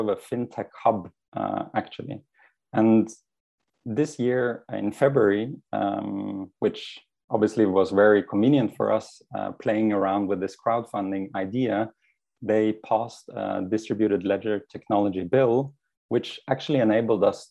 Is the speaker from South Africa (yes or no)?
no; Norway; now in Switzerland; I am originally from Norway, where my journey started